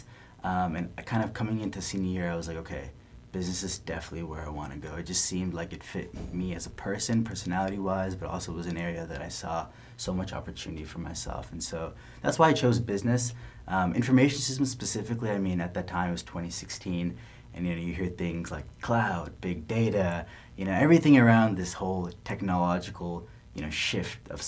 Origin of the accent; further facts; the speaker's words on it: San Diego, California, United States; also born or lived in Mountain View, California; I grew up in San Diego